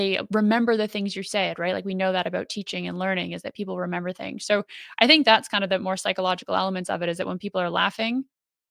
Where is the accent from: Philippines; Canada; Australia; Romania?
Canada; moved away as an adult; now in United Kingdom; we're both Canadian, but I live in the UK now